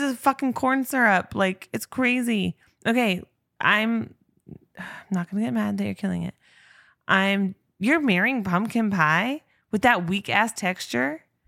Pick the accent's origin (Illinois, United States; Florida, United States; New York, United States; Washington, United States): Washington, United States; Spokane; a person born and bred in Spokane, Washington